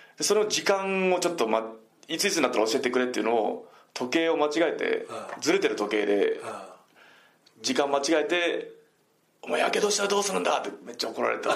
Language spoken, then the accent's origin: Japanese; Shikoku, Japan; moved away; 地元四国で。